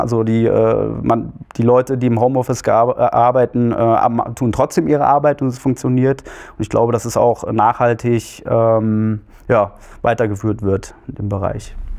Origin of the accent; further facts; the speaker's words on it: Marburg-Biedenkopf district, Hesse, Germany; also born or lived in Hannover; Ich bin in Hannover geboren, bin aber hier im äh, Landkreis marburg bienkopf aufgewachsen